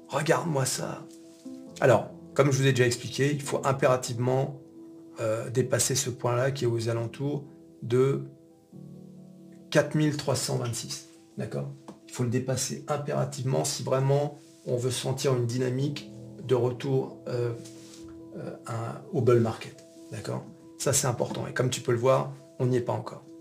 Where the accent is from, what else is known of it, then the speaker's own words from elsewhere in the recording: France; on est français